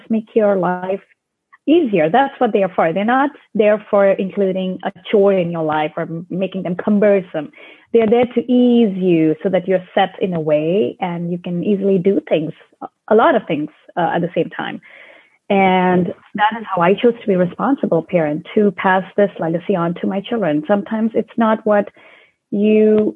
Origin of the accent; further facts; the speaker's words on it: India; moved away; So I was born in India, and growing up in India, we were always very close to nature because I belong to a very small town near the Himalayan mountains